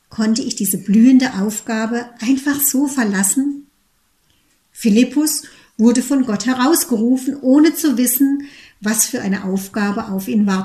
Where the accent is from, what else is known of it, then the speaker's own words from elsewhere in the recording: Teningen, Baden-Württemberg, Germany; Ich bin mit meiner jüngeren Schwester in einem behüteten Umfeld in Teningen bei Freiburg aufgewachsen.